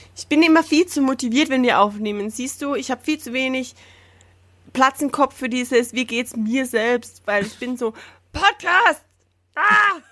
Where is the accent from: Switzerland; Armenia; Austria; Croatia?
Austria; Salzburg; ich komm aus dem Landteil vom Land Salzburg